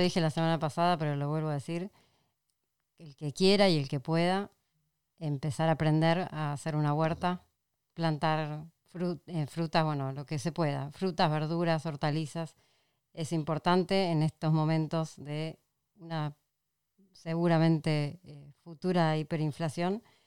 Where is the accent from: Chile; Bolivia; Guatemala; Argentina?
Argentina; acá en Argentina